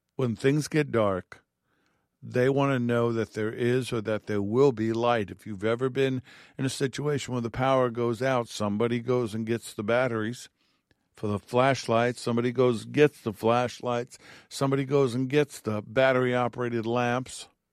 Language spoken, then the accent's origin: English; New York, United States; growing up in New York and being in apartments or apartment buildings